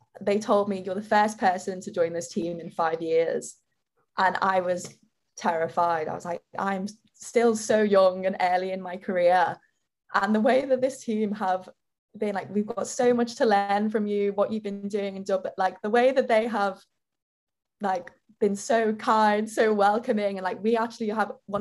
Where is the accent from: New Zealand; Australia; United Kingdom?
United Kingdom; Liverpool, North West England; accent: Liverpool; now in London, United Kingdom; I've always had a bit of a complex of having a Liverpool accent